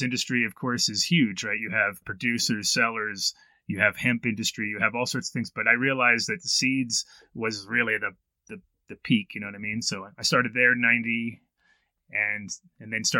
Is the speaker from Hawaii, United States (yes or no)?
no; Woodstock, New York, United States; moved away as an adult; also born or lived in Amsterdam / Colorado; I was born in Woodstock in 1969 in June